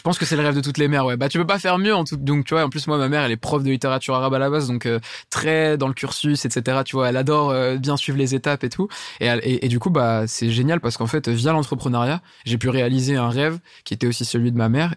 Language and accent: French; Saint-Denis, Île-de-France, France; je viens de Saint-Denis à la base